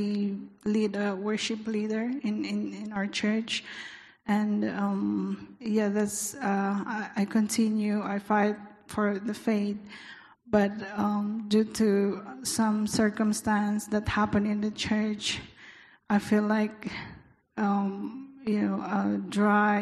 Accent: Baguio, Cordillera Administrative Region, Philippines; moved away as an adult; also born or lived in Kuwait; now in Hong Kong; I came from Baguio City, the coldest place in Philippines

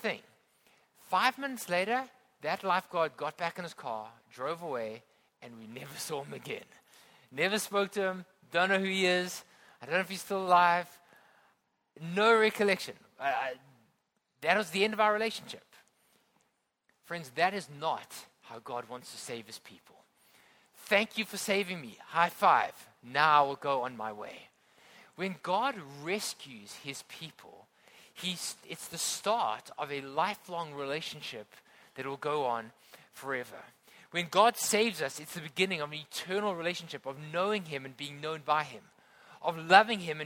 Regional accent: Johannesburg, Gauteng, South Africa; now in Hong Kong; I grew up in South Africa and I grew up inland in a place called Johannesburg.

